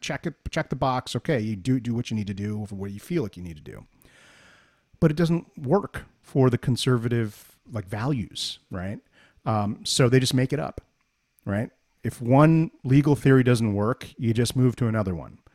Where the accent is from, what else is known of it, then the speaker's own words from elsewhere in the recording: New Jersey, United States; we're both from Jersey